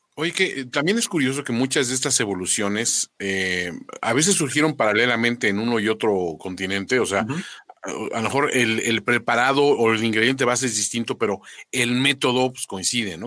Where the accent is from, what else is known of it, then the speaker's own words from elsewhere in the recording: Mexico; los mexicanos somos